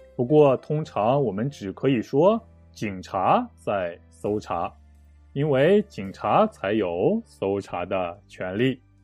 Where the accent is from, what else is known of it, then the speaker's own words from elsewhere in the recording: Shanxi, China; 我的老家，山西省